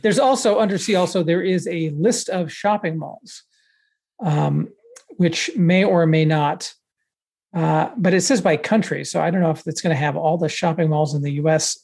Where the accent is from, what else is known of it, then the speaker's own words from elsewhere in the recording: Texas, United States; moved away as an adult; now in Pittsburgh, United States; I grew up in Texas